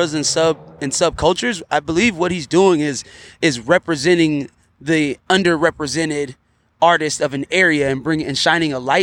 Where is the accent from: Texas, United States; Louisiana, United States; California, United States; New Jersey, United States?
California, United States; the Bay Area; I'm from the Bay